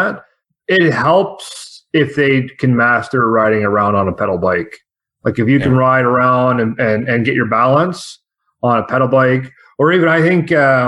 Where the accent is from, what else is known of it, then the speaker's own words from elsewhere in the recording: Toronto, Ontario, Canada; moved away as an adult; now in northern Ontario, Canada; we're originally from Toronto ourselves. And then we moved up here several years ago up north